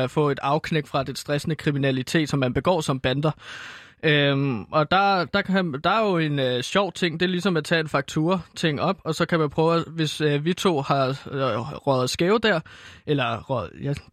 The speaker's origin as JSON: {"language": "Danish", "town": "Herlev", "region": "Capital Region of Denmark", "country": "Denmark", "said": "Men i Herlev Headgang, som banden hed, fordi jeg er fra Herlev"}